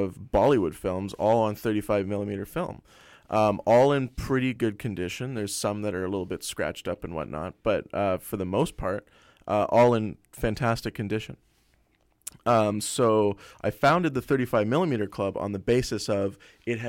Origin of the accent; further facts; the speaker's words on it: Toronto, Ontario, Canada; moved away; I'm originally from Toronto, Ontario